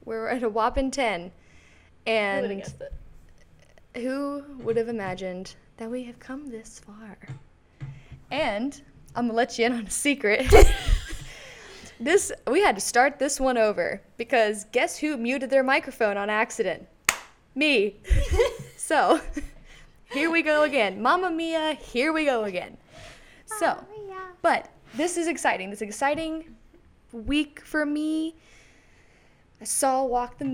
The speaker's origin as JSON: {"language": "English", "area": "near Cincinnati", "region": "Indiana", "country": "United States", "tie": "born or raised there", "said": "I'm from Indiana, but I'm like 40 minutes from Cincinnati"}